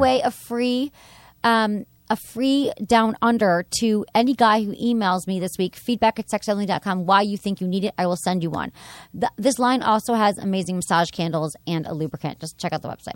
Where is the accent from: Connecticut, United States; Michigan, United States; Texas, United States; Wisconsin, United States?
Michigan, United States; I'm from Michigan